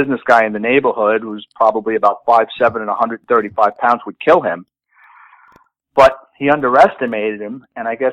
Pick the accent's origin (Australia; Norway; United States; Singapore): United States; New York City, New York; growing up in the Bronx